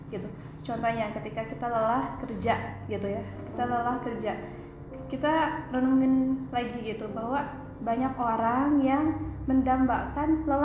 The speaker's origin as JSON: {"language": "Indonesian", "region": "West Java", "country": "Indonesia", "said": "Allah aku Sunda"}